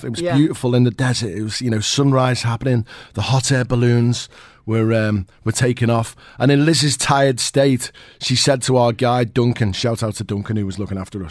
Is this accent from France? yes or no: no; United Kingdom; now in Dubai, United Arab Emirates; As a British guy